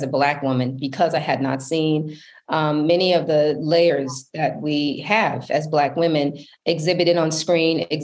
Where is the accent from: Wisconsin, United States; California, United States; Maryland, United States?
Wisconsin, United States; Milwaukee; I grew up in Milwaukee, Wisconsin.